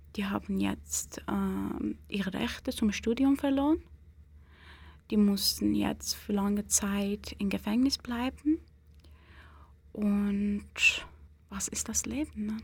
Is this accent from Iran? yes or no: yes; Iran; German is a second language; now in Switzerland; ich eine Iranerin bin. Es ist wahrscheinlich wegen meiner äh, Nationalität